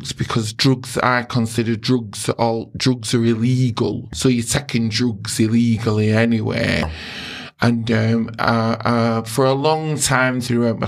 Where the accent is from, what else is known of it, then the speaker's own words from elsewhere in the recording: Oldham, North West England, United Kingdom; I'm from Oldham. I was born and bred in Oldham